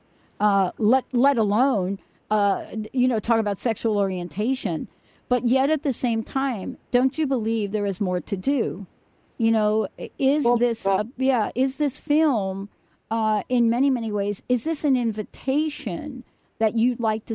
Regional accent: New York City, New York, United States; moved away; I'm a girl from the Bronx, New York.

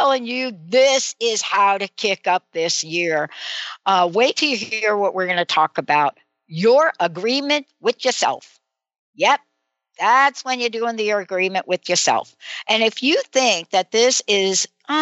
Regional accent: East Coast, United States; moved away; growing up on the East Coast

